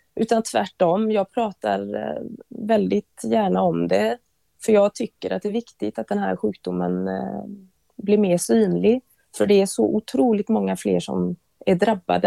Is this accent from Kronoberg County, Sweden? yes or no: no; Bovallstrand, Västra Götaland, Sweden; jag är uppvuxen på västkusten, Bohuslän, eh, i ett litet eh, fiskesamhälle som heter Bovastrand.